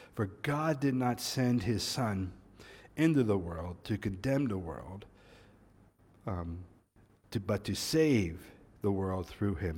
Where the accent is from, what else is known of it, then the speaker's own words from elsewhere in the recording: United States; moved away; as an American